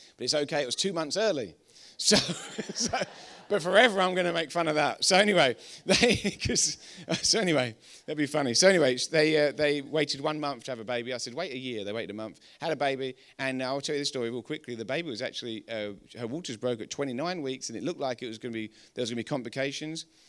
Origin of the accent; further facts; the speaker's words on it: England, United Kingdom; accent: English; we're English